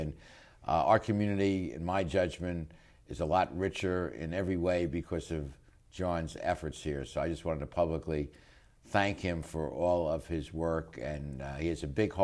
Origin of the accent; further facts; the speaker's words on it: New York, United States; now in Long Beach, United States; I come from New York, not Liverpool, but New York's also a very diverse city